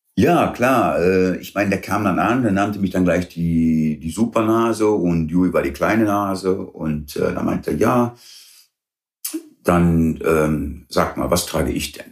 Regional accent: Weeze, North Rhine-Westphalia, Germany; born or raised there; first language English; German is a second language; also born or lived in Derby, England

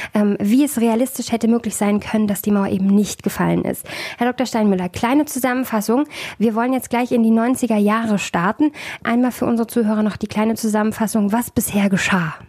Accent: East Germany, Germany; ich bin in Ostdeutschland geboren

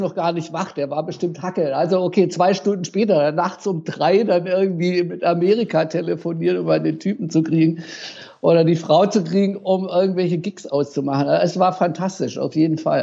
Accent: Tübingen, Baden-Württemberg, Germany; ich habe jahrelang im Jugendhaus in Tübingen, in meiner Heimatstadt, äh, die äh, äh, Konzerte veranstaltet

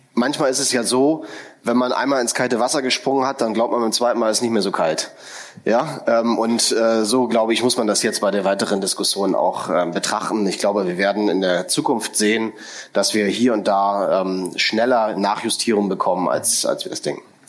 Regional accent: Berlin, Germany; als Berliner und äh, derjenige, der lang hier gearbeitet hat

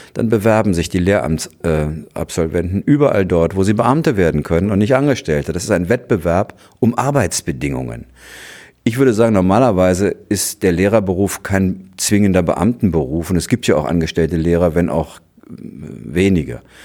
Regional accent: West Germany, Germany; bei uns in Westdeutschland

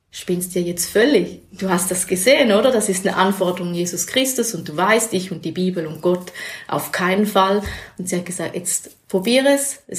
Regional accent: Schaffhausen, Switzerland; man wusste schnell bei uns in Schaffhausen, wer ist ähm, in einer christlichen Bewegung

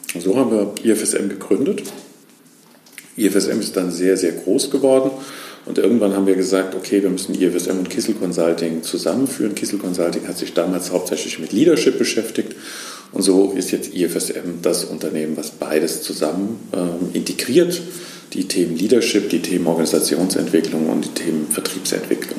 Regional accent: Lahnstein, Rhineland-Palatinate, Germany; also born or lived in near Koblenz; Ursprünglich bin ich in Lahnstein aufgewachsen, bin dann ähm, in die Nähe von Koblenz gezogen

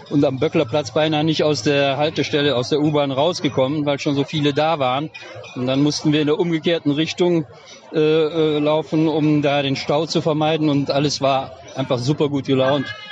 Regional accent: Leichlingen, North Rhine-Westphalia, Germany; Also wir kommen aus Leichlingen, einem kleinen Ort, und da haben wir eigentlich viel gemacht in den letzten Wochen

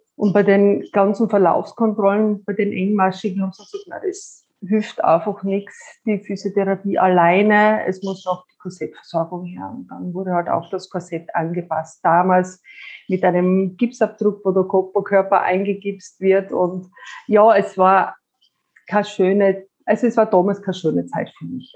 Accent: Styria, Austria; Ich komme aus der Steiermark, bin 45 Jahre alt

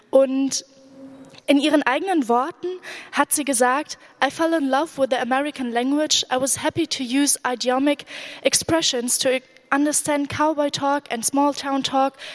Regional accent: Iraq; first language Arabic; German is a second language; now in Germany; Während des Irakkrieges war ich in Deutschland. Die Lage in meinem Heimatland hat mich beschäftigt. Ich wollte mich dazu äußern, aber auf Arabisch war es nicht möglich.

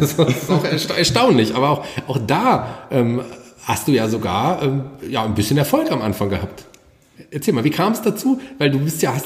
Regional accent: Fulda, Hesse, Germany; also born or lived in Berlin; ich bin ja gebürtiger Fuldaer, ich habe mal eine Zeit in Berlin gewohnt, bin wieder gerne nach Fulda zurückgekommen

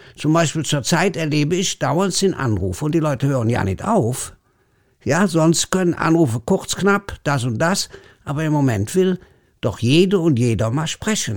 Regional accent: Leverkusen, North Rhine-Westphalia, Germany; accent: Kölsch; wo ich groß geworden bin, ist neben Bayer Leverkusen

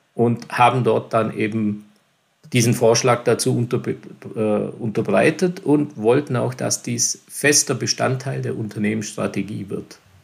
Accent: Lindenberg im Allgäu, Bavaria, Germany; geboren in Lindenburg und aufgewachsen hier in Lindenburg im schönen, beschaulichen Allgäu

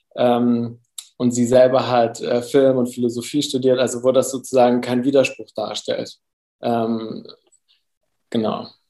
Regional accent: Germany; also born or lived in Cuba; Meine Mutter, also meine Familie ist Kolumbianer, äh, Kolumbianerin, ich bin aber in Deutschland aufgewachsen.

